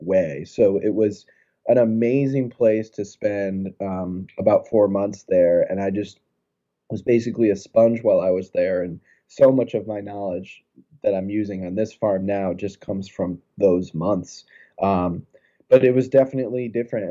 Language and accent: English; Florida, United States; now in New England, United States; I'm from Florida